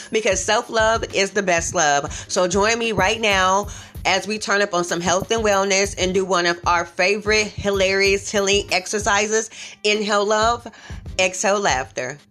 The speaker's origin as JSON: {"language": "English", "town": "Omaha", "region": "Nebraska", "country": "United States", "tie": "born or raised there", "said": "I'm from Omaha, Nebraska, born and raised in the Midwest"}